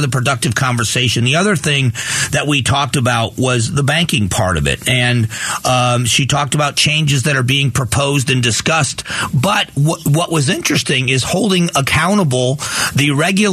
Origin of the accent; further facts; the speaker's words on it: United States; as an American